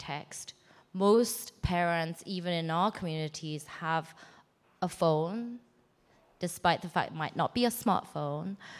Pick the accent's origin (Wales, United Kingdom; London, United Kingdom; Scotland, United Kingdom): London, United Kingdom; also born or lived in South Korea; I am Korean. I moved from Korea to England when I was 8 and lived in basically the Sunnyvale equivalent, but in London.